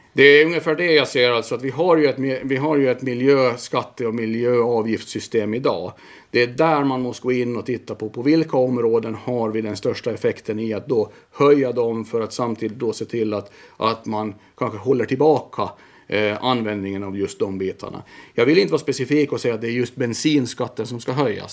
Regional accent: Mariehamn, Åland Islands; also born or lived in Vaasa; Född i Mariehamn, eh, på BB där

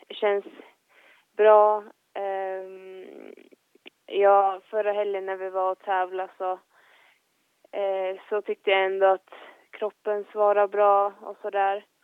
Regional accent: Finland; oberoende om man tävlar i, hemma i Finland eller eh, på världscup så är det ju samma tävlingar liksom.

